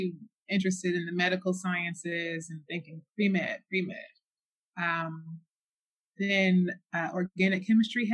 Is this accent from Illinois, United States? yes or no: no; Bay Area, California, United States; moved away; I'm from the Bay Area.